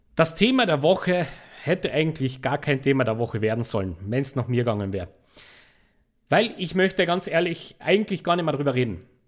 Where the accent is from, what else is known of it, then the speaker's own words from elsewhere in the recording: Austria; als Österreicher